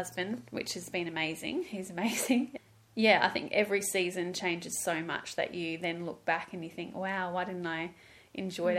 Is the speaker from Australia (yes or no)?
yes; Byron Bay, New South Wales, Australia; So I grew up in Byron Bay in a really lovely Christian home with mum and dad.